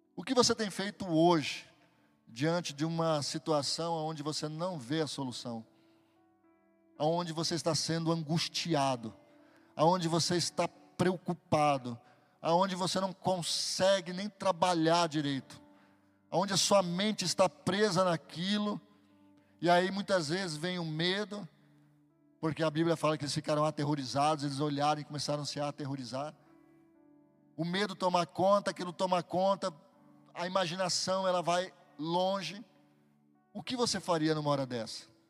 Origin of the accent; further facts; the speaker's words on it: Barbacena, Minas Gerais, Brazil; quando eu era pequeno, lá em Barbacena